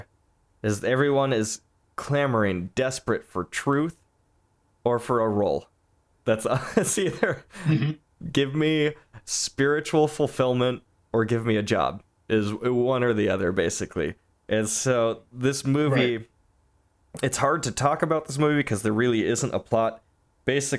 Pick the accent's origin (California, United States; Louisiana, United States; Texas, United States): California, United States; Southern; moved away as an adult; now in Northern California, United States; I'm from Southern California. I live up north now